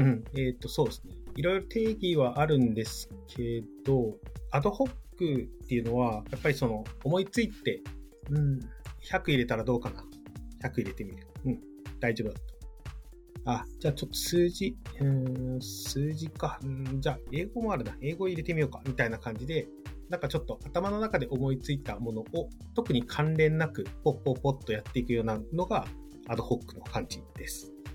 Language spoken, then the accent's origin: Japanese; Hokkaido, Japan; moved away; also born or lived in Miyagi; 地元が北海道